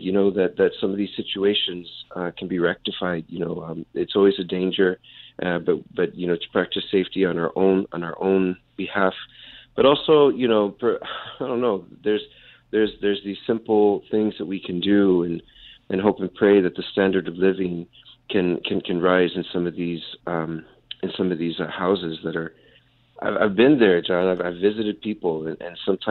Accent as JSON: {"language": "English", "region": "South Texas", "country": "United States", "moved": "yes", "lives_now": "New York City, United States", "said": "I'm originally from South Texas."}